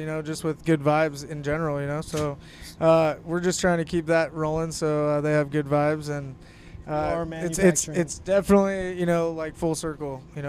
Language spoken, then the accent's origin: English; Hermosa Beach, California, United States; I grew up in Hermosa Beach.